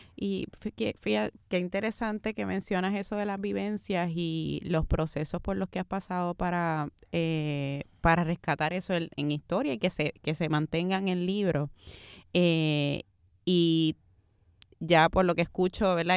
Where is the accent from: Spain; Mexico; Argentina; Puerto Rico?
Puerto Rico; nos reconocemos como puertorriqueños